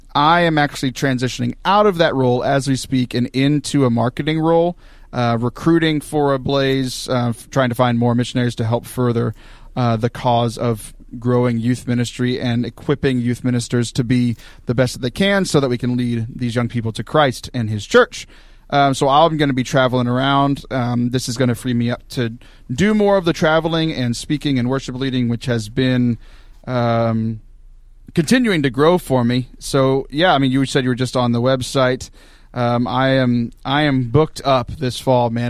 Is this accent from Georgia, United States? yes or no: no; Texas, United States; moved away as an adult; also born or lived in Steubenville, Ohio; I grew up in Texas